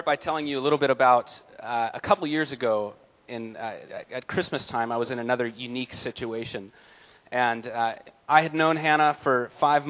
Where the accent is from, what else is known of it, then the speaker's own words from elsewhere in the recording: San Diego, California, United States; I was born in San Diego, California